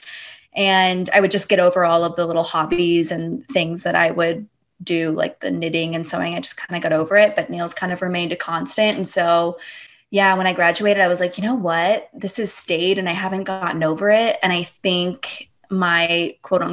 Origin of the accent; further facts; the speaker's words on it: Long Beach, California, United States; I'm originally from Long Beach